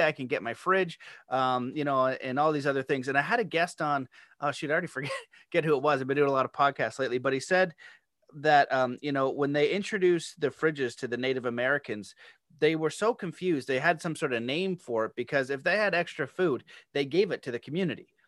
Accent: Canada; I'm Canadian

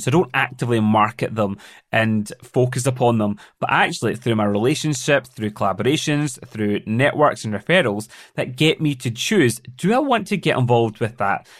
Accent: Glasgow, Scotland, United Kingdom; moved away as an adult; also born or lived in London; settling back down in my hometown of Glasgow

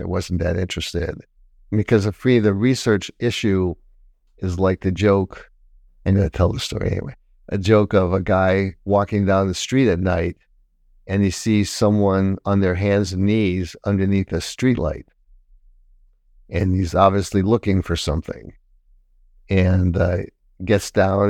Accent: Detroit, Michigan, United States; moved away as an adult; also born or lived in Taiwan; I'm from Detroit

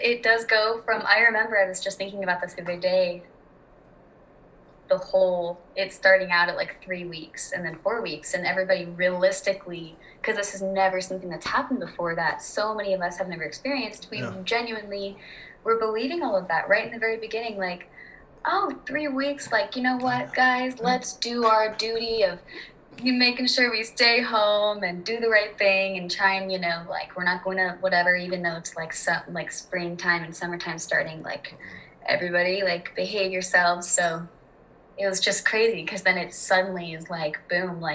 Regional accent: Oklahoma, United States; moved away as an adult; I'm from Oklahoma and I've lived here for like almost 2 years

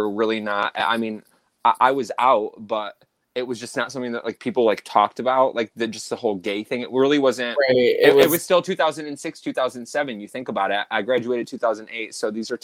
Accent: Baldwinsville, New York, United States; growing up in Central New York, our schools were separated differently

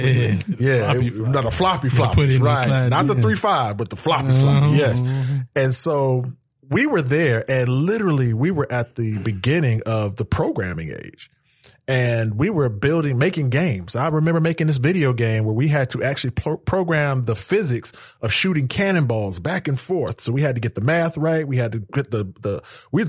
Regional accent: Atlanta, Georgia, United States; also born or lived in North Carolina; I was raised right here in Atlanta, Georgia, Southwest side

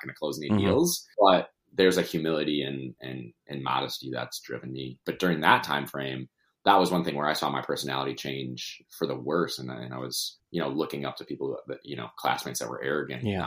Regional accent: Milwaukee, Wisconsin, United States; also born or lived in Madison; Born and raised in Milwaukee

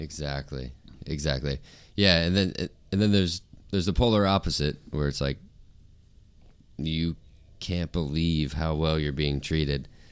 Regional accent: St. Augustine, Florida, United States; moved away as an adult; also born or lived in Nashville; in my hometown, we had one venue where touring bands played, um, and it was called Cafe Eleven

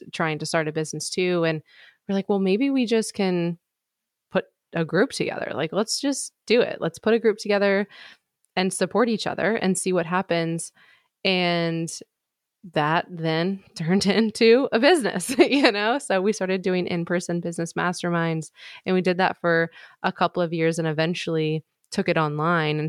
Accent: Midwest, United States; moved away; I'm from the Midwest. That's where I was born and raised. I'm actually in the process of moving back to the Midwest right now

